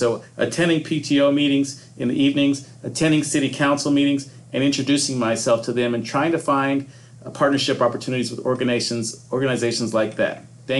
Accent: Santa Ana, California, United States; moved away as an adult; also born or lived in Bronx, New York / Pocono Mountains; now in Huber Heights, United States; am originally from Bronx, New York. I was born in the Bronx. A lot of people don't necessarily know that about me, but I was raised in Southern California. So my mother moved. My mother was a single mother and moved from the Bronx to Santa Ana, California

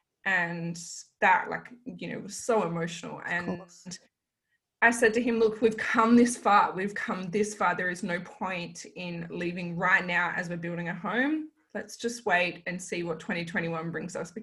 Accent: Kalgoorlie, Western Australia, Australia; now in Mandurah, Australia; growing up in Kalgoorlie

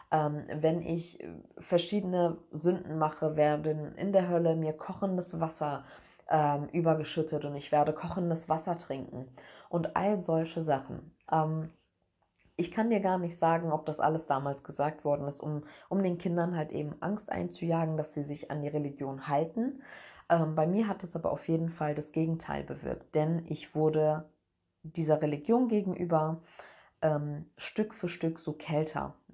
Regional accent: Cologne, North Rhine-Westphalia, Germany; Also, ich bin in Köln geboren und bin mit zwei verschiedenen Kulturen groß geworden.

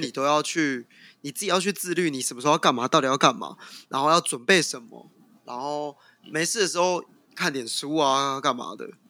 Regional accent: southern Taiwan, Taiwan; 我本身是南部人

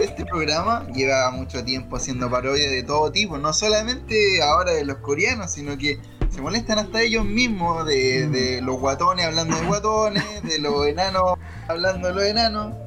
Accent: Chile; nosotros también como, como sociedad chilena también somos muy criticados

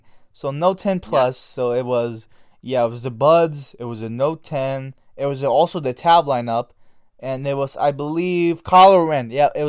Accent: Canada; We're Canadian. Half of all of us are Canadian, bro.

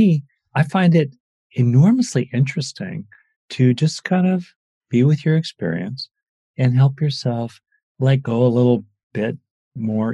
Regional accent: Los Angeles, California, United States; I grew up in LA.

